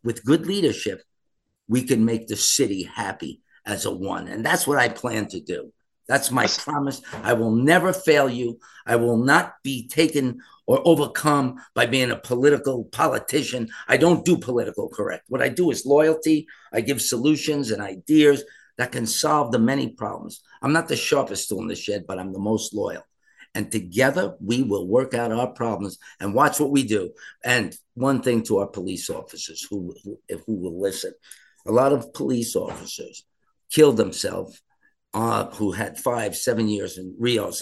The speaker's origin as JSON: {"language": "English", "town": "New York City", "region": "New York", "country": "United States", "said": "me speaking as a New Yorker"}